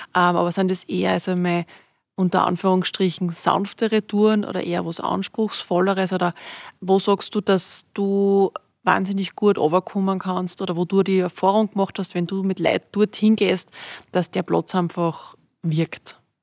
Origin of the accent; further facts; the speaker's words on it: Styria, Austria; now in Upper Austria, Austria; als Steirerin da in, in Oberösterreich, als Zurgroste